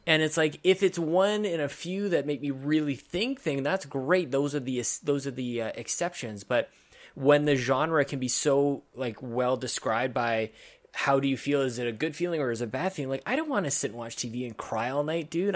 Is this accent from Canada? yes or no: yes; Canada; as a Canadian